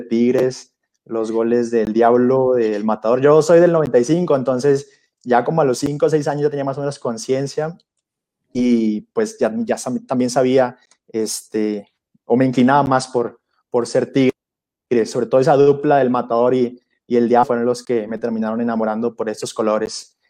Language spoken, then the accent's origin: Spanish; Monterrey, Nuevo León, Mexico; moved away as an adult; now in Mexico City, Mexico; estoy en Ciudad de México por razones de mi formación eh, religiosa, pero pues sí, soy regio